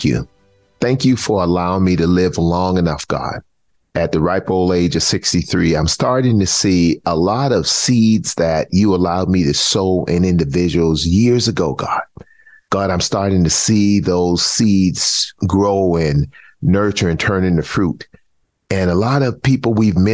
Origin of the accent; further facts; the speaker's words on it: Charleston, South Carolina, United States; I grew up in Charleston, South Carolina